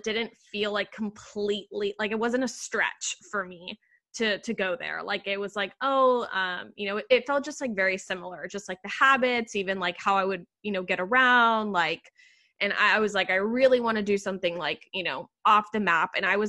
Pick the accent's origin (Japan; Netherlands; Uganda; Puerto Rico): Puerto Rico; moved away as an adult; now in New York City, United States; growing up in Puerto Rico and also having the same, you know, kind of like, you know, Latin background, like speaking Spanish at home